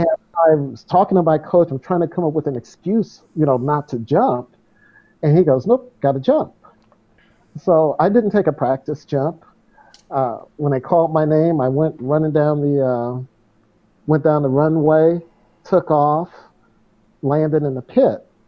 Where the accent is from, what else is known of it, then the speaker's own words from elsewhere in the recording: St. Louis, Missouri, United States; moved away; I ran a marathon in my hometown, the St. Louis Marathon